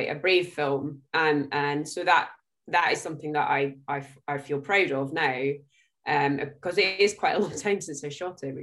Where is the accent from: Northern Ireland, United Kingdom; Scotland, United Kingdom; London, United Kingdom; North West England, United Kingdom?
Scotland, United Kingdom; I'm Scottish